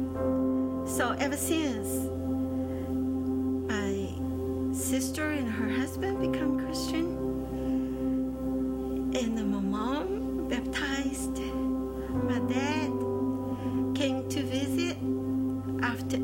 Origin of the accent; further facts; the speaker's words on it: China; English is a second language; moved away as an adult; now in United States; I came from China many years ago. I came as an international student.